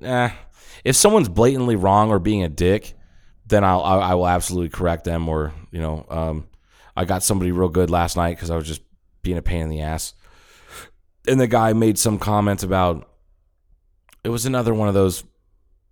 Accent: Ohio, United States; moved away; also born or lived in Tucson, Arizona; when we moved from Tucson, I was like 8 years old, moved from Tucson to Ohio and lived out way out in the country

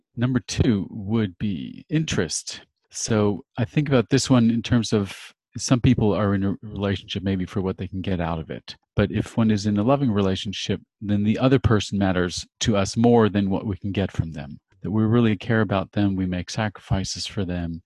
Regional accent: Los Angeles, California, United States; moved away as an adult; now in Switzerland; I'm a native Californian, actually born in Hollywood, and I am now for three and a half years in Switzerland

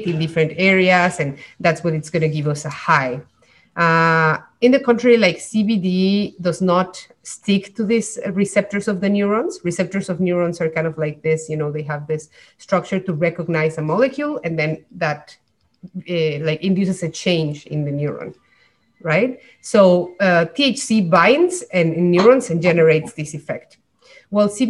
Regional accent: Mexico; moved away as an adult; now in Montreal, Canada; I came in Mexico because I'm from Mexico. And then I came to Montreal to do a PhD in neuroscience.

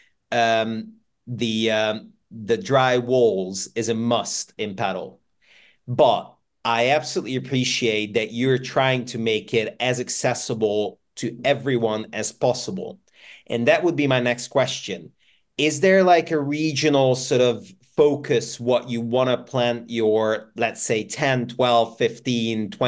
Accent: Budapest, Hungary; now in United Kingdom; I'm from Budapest. I'm from Hungary originally

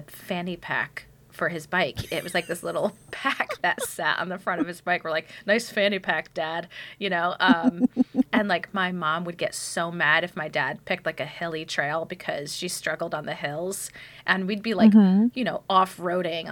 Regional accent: Connecticut, United States; I grew up in Connecticut

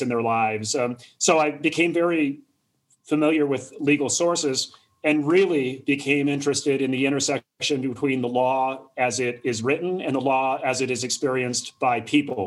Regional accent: Massena, New York, United States; moved away as an adult; also born or lived in Montreal, Canada; now in Denver, United States; I grew up in Messina

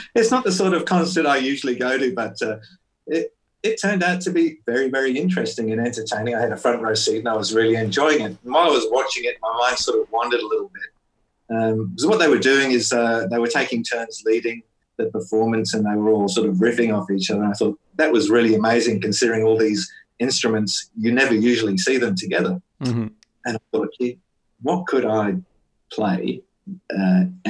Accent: Perth, Western Australia, Australia; I'm from Perth in Western Australia.

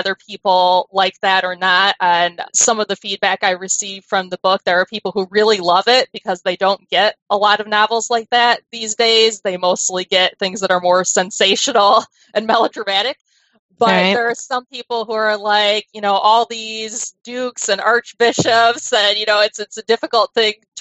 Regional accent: United States; being American

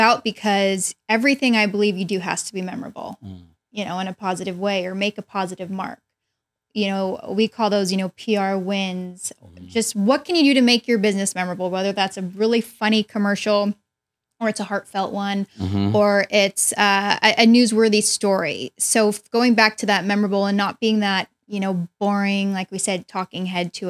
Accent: Bay Area, California, United States; I'm from the Bay Area.

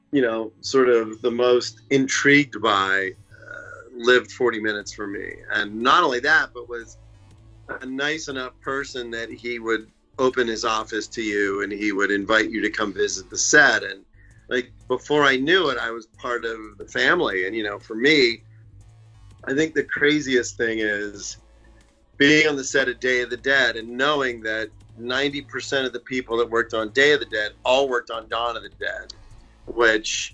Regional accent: Pittsburgh, Pennsylvania, United States; moved away; I'm from Pittsburgh

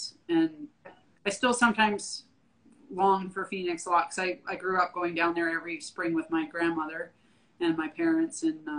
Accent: Canada; moved away as an adult; now in Austin, United States; So I'm a native Canadian, I guess you could say. I grew up in born and raised in Canada, moved to Texas in 2011. I've lived in Austin since then.

